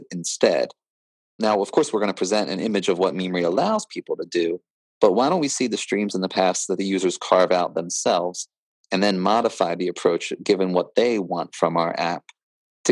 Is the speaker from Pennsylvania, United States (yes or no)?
yes; Pennsylvania, United States; I think of myself as an American first rather than a Pennsylvanian